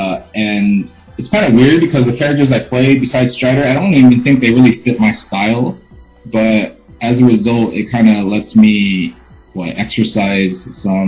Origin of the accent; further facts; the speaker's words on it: Los Angeles, California, United States; I'm from Los Angeles